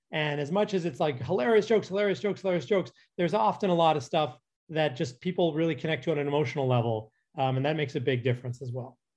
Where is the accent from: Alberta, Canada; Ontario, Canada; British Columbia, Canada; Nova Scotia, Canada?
Alberta, Canada; Calgary; moved away as an adult; now in Los Angeles, United States; I'm from Calgary